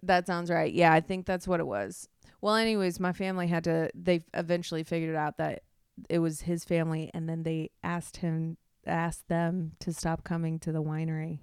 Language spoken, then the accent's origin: English; Midwest, United States; growing up in the Midwest